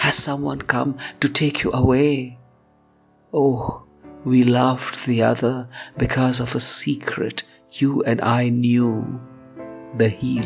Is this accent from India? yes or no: yes; India; I'm a poet from India.